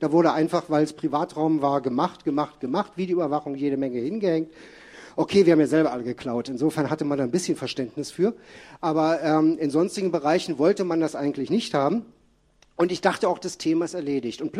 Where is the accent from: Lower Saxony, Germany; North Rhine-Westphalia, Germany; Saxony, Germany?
North Rhine-Westphalia, Germany; Bielefeld; Äh, kurze Erklärung, ich komme aus Bielefeld.